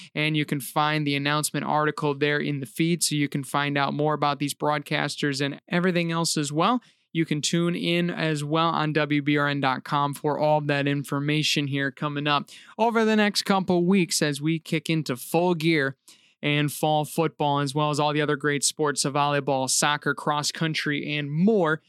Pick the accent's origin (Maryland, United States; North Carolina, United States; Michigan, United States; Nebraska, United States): Michigan, United States; Reed City; my hometown team